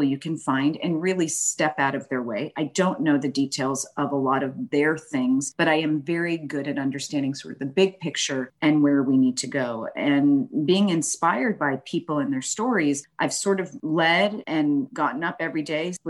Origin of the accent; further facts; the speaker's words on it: Boston, Massachusetts, United States; moved away as an adult; now in Houston, United States; the Northeast where I'm originally from, born and raised in Boston